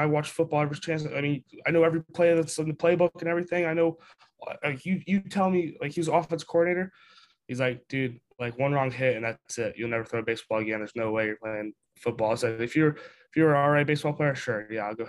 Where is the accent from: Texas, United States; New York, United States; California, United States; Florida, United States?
Florida, United States; St. Pete Beach; I am from St. Pete Beach, Florida. It's about 15 minutes from Tampa. Born and raised, just that's where I've lived my whole life